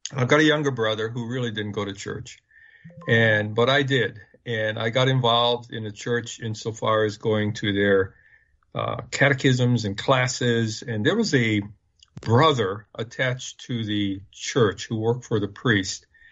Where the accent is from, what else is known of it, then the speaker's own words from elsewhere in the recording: Hawaii, United States; I was born and raised in Hawaii